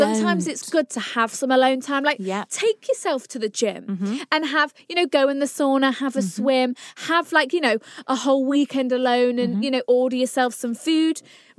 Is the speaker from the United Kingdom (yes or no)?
yes; Nottingham, East Midlands, United Kingdom; They were all uni people in Nottingham, in my hometown.